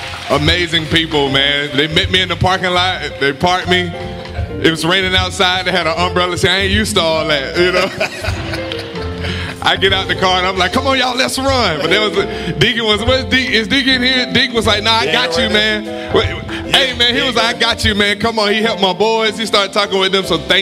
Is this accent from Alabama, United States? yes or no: yes; South Alabama, United States; now in Newport News, United States; I'm from South Alabama